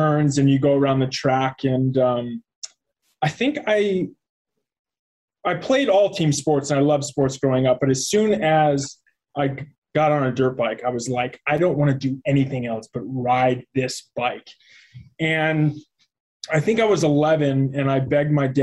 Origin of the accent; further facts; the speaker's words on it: Arizona, United States; also born or lived in Columbia, Maryland / Chicago; was in Chicago until third grade, and then we moved to Arizona, and was there pretty much most of my life